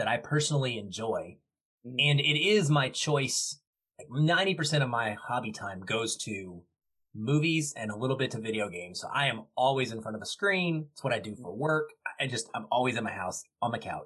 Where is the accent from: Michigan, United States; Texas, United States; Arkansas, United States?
Arkansas, United States; now in Seattle, United States; I grew up in Arkansas, which was lots of state parks, but no real mountains to speak